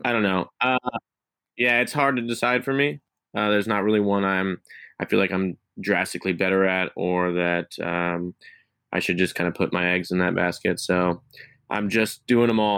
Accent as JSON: {"language": "English", "region": "Missouri", "country": "United States", "said": "I'm from Missouri."}